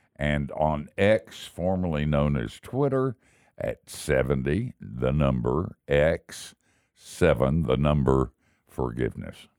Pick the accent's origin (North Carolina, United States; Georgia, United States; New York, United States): North Carolina, United States; Asheville; I grew up in Asheville